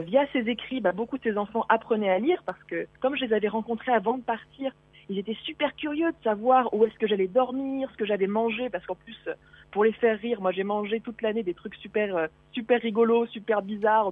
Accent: Auvergne-Rhône-Alpes, France; moved away; moi, je suis je suis d'Auvergne, donc dans mon Auvergne oh natale

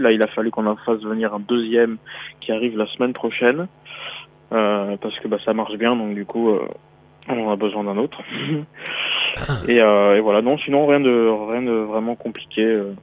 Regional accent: Brittany, France; also born or lived in Paris / Beijing; now in Shanghai, China; Je suis breton à la base

